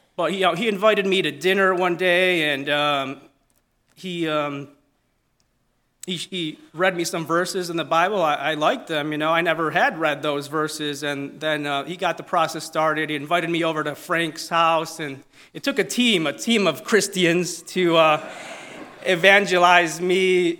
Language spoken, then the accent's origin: English; Italy; accent: Italian; my Italian accent